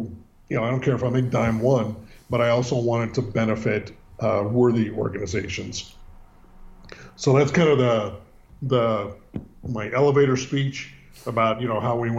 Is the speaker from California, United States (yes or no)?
yes; San Francisco, California, United States; Born and raised in Northern California, which is much different than Southern California and San Diego. Born in the city. And, if you know anything about the city, San Francisco, you'll know that it's deep, deep, deep, deep blue